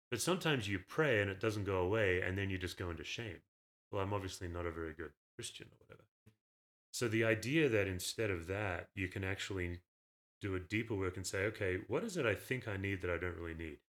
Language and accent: English; Perth, Western Australia, Australia; moved away as an adult; also born or lived in Knoxville, Tennessee; now in Colorado, United States; I grew up unchurched in Australia, Perth